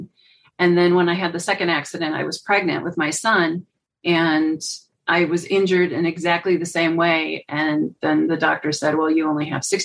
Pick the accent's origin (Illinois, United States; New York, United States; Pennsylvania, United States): Illinois, United States; Chicago; moved away as an adult; also born or lived in North Carolina; now in Colorado, United States; I grew up in Chicago